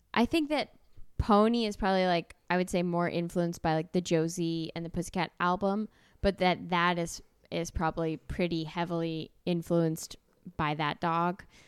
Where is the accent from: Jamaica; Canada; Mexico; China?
Canada